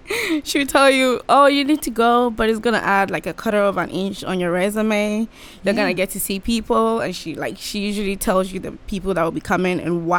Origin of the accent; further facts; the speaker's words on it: Ghana; moved away as an adult; now in Bowling Green, United States; From Ghana.